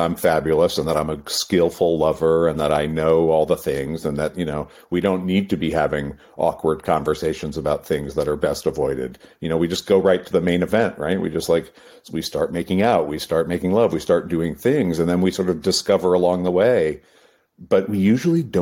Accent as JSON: {"language": "English", "region": "New England", "country": "United States", "tie": "born or raised there", "said": "I grew up in New England in the East Coast, and so, you know, the land of the Puritans"}